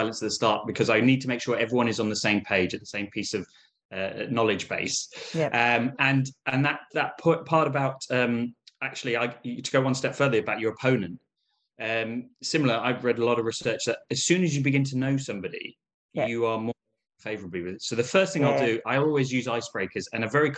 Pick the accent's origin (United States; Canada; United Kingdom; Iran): United Kingdom; although I was raised in Britain, I'm actually of Palestinian origin